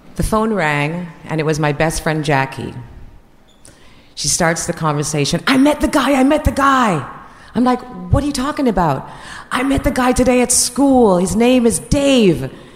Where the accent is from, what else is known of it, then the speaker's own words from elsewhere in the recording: Jamaica; moved away; I'm from Jamaica and I'm 16